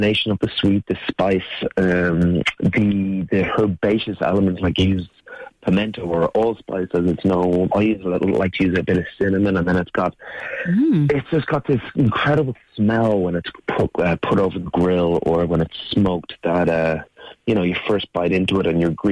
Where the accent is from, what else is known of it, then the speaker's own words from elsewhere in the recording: Dublin, Leinster, Ireland; also born or lived in South America; I grew up in Dublin myself